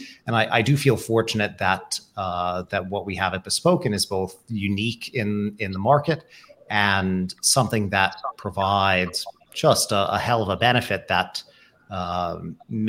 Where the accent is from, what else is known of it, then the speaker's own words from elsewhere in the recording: West Virginia, United States; It's the West Virginian in me.